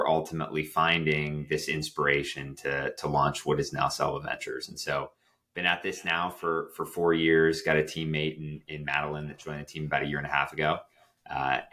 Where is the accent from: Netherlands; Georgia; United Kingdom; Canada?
Canada; Toronto, Ontario; Toronto was my hometown